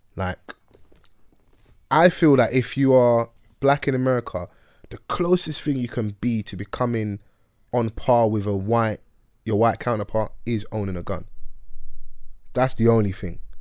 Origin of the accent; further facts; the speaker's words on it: United Kingdom; we're British and have our purple passports and we're born here